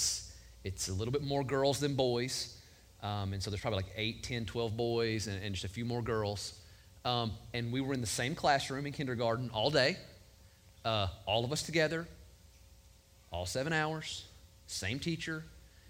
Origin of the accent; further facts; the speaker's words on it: Cub Run, Kentucky, United States; I grew up on Dog Creek Road in Cub Run, Kentucky